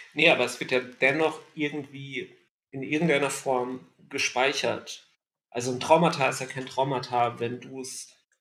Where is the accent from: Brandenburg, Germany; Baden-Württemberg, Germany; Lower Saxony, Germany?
Baden-Württemberg, Germany; Ludwigsburg; moved away; in meiner alten Heimat Ludwigsburg verbracht